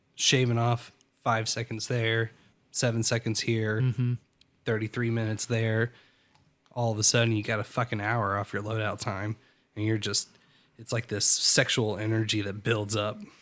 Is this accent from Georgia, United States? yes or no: no; Greensboro, North Carolina, United States; also born or lived in Roanoke, Virginia / East Coast; we moved from Greensboro to Roanoke, and then uh, ah, maybe it was fourth grade. I, maybe, I, I gotta say it was fourth grade, I guess, because um, fifth grade I went back uh, to public school, and then sixth grade we moved back to North Carolina